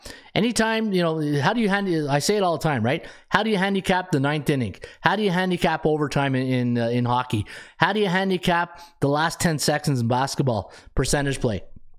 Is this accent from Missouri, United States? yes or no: yes; Missouri, United States; Hey, I'm from Missouri, the show me state.